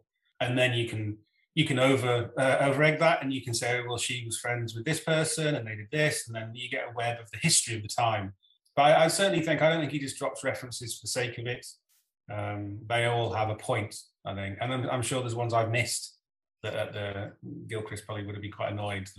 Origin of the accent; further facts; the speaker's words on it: England, United Kingdom; accent: Northern English; now in Scotland; And if I go back to where I came from in the north of England, my accent becomes more Northern English. But I've lived in Scotland now for 20 years and I haven't picked any of that up, really.